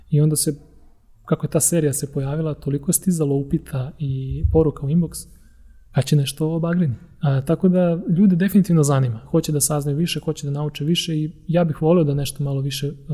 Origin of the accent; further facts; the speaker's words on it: Topola, Šumadija, Serbia; pošto sam ja rodom iz Topole, ove oplenačke